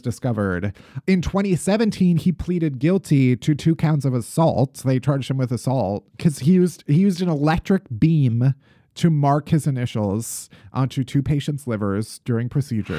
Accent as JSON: {"language": "English", "region": "Midwest", "country": "United States", "said": "as a Midwesterner"}